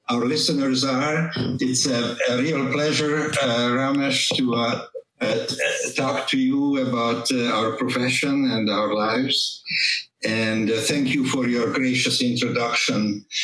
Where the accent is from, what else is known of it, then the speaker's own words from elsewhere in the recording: Hungary; moved away as an adult; also born or lived in Western Europe; now in United States; used to be Eastern Europe, part of the communist bloc, Hungary um, my father was a physician. My brother was a physician. My grandfather was a physician. So I'm coming from a physician family